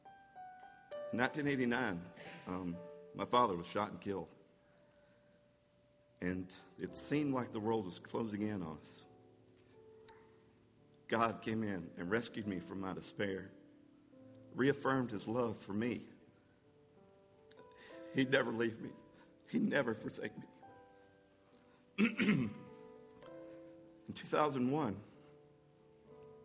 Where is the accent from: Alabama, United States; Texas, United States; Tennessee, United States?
Alabama, United States; Anniston; moved away as an adult; now in Georgia, United States; I grew up in Alabama, over in Anniston